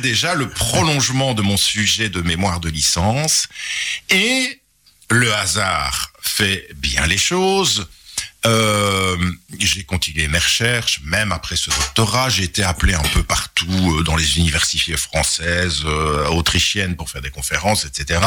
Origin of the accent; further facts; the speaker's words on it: Charleroi, Wallonia, Belgium; un pur Carolo. J'ai passé toute mon enfance à Marcinelle